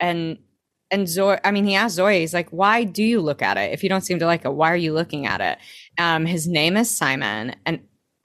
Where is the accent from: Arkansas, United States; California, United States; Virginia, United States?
Arkansas, United States; I grew up in Arkansas